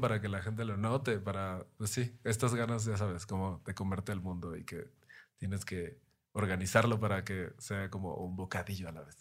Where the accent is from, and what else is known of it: Mexico